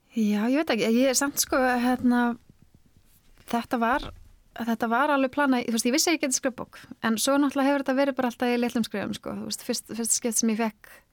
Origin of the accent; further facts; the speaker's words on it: Akranes, Western Region, Iceland; á Akranissi eins og öll serían eh, sem er svona heima, heimabæri minn